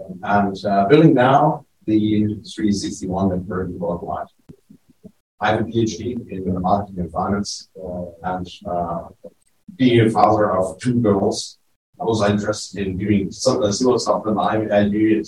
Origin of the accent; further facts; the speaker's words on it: Germany; as you heard, I'm from Germany.